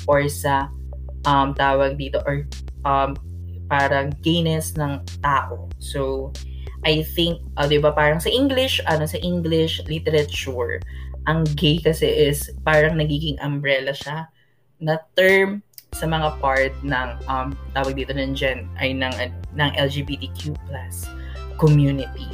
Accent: Philippines; super proud ako as a Filipino and sa Filipino language

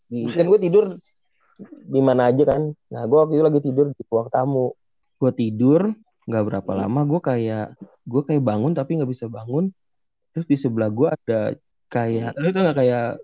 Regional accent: Jakarta, Indonesia; now in Depok, Indonesia; Jadi gue dulu sebenarnya uh, hmm. kan gue dari Senopati kan.

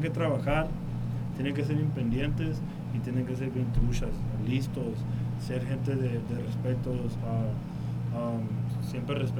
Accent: Tucson, Arizona, United States; first language English; Spanish is a second language; moved away as an adult; also born or lived in Las Cruces, New Mexico; now in Mexicali, Mexico; originalmente nací en Nuevo México, Las Cruces, pero yo crecí en, Tucson, Arizona. Ah, ah, toda mi vida en Arizona.

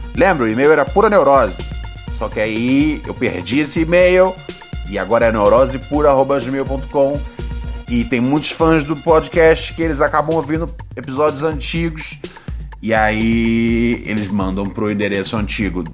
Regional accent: Rio de Janeiro, Brazil; moved away as an adult; já saí do Rio de Janeiro já tem já uns 10 anos

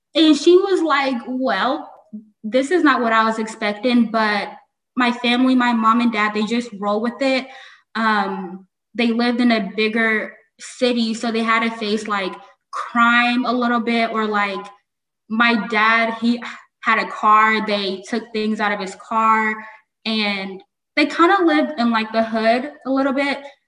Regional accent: United States; I was raised in America, I was raised with American culture

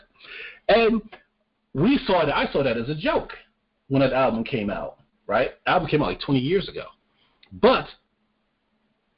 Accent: New York, United States; I'm from New York

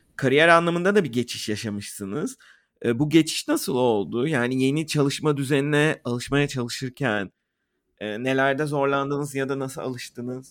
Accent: Turkey; moved away

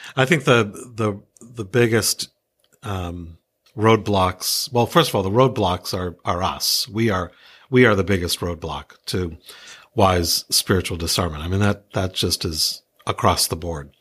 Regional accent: New England, United States; also born or lived in Iowa; I grew up here in New England

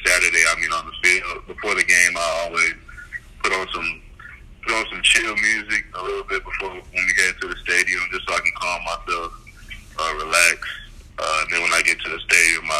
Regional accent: Nacogdoches, Texas, United States; moved away; I'm from Nacogdoches, so it's like a small town

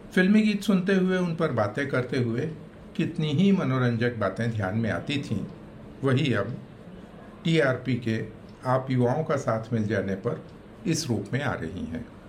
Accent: Akaltara, Chhattisgarh, India; हमारा गांव अकलतरा सिनेमचियों का गांव कहा जा सकता है

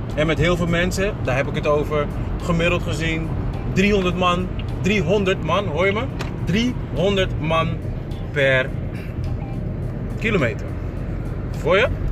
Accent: Ghana; now in Netherlands; Ghana in dat geval, waar ik vandaan kom

